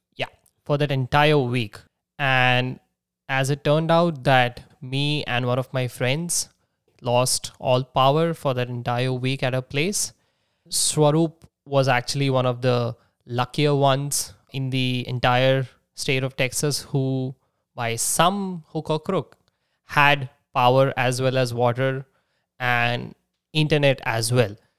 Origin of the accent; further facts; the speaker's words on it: Nagpur, Maharashtra, India; moved away as an adult; also born or lived in San Jose, California; my hometown. That's that's Nagpur in Maharashtra